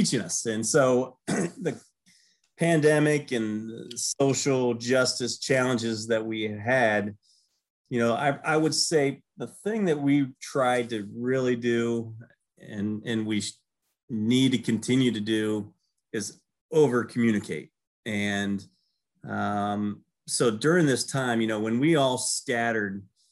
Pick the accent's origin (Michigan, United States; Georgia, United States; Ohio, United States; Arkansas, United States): Ohio, United States; Celina; growing up in Salina, Ohio